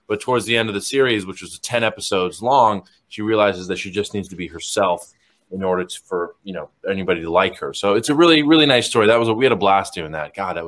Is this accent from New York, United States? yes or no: no; Los Angeles, California, United States; Los Angeles, California.